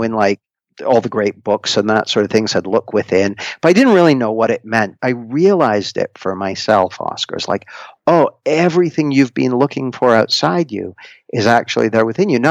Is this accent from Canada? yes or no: yes; Canada; moved away as an adult; now in Nottingham, United Kingdom; I grew up in Canada, and I moved to the UK when I was about 20